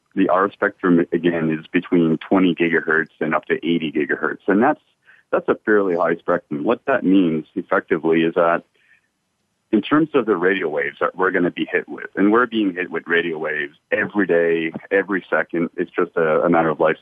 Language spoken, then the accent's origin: English; Canada; moved away as an adult; also born or lived in United States; now in Adelaide, Australia; I'm originally from Canada myself. I've lived in Canada for uh, most of my life